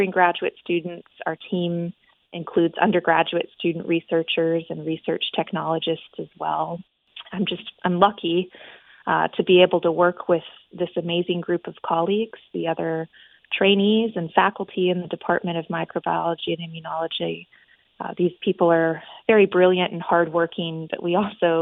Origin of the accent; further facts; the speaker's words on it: Houston, Texas, United States; moved away as an adult; now in Mobile, United States; I'm originally from Houston, Texas